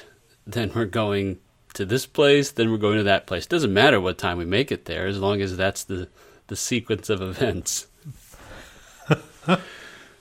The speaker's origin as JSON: {"language": "English", "country": "Brazil", "moved": "yes", "said": "I was from Brazil"}